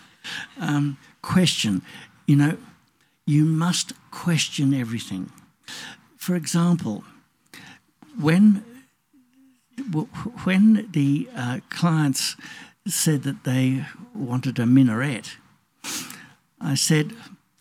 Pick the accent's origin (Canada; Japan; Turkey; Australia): Australia; Being an Australian